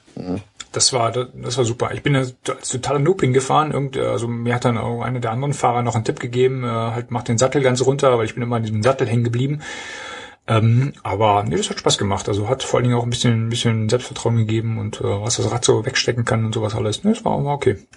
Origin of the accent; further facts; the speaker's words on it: East Germany, Germany; now in North Rhine-Westphalia, Germany; Ich bin ja, ich bin ja Ossi